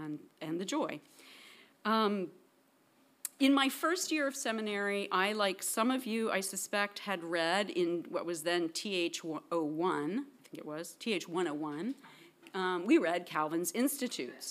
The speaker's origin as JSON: {"language": "English", "town": "Princeton", "region": "New Jersey", "country": "United States", "tie": "born or raised there", "also_born_or_lived": "Paris", "said": "My dad taught here at PTS before me, so I grew up here in Princeton, kind of on the campus."}